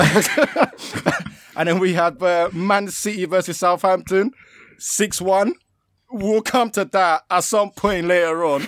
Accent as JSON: {"language": "English", "country": "Nigeria", "said": "as a Nigerian"}